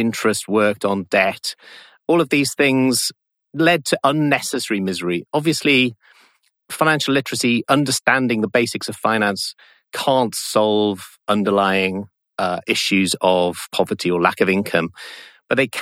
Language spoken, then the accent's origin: English; South Wales, United Kingdom; that experience of growing up in South Wales, relatively prosperous home, but in a relatively poor area